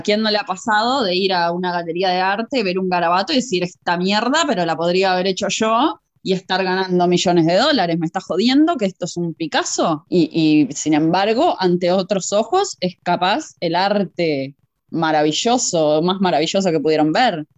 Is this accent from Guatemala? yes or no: no; Uruguay; yo también soy uruguaya y venimos más o menos criadas de lo mismo